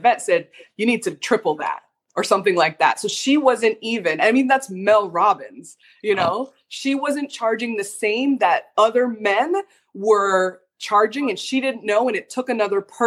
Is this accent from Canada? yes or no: yes; Canada; I'm from Canada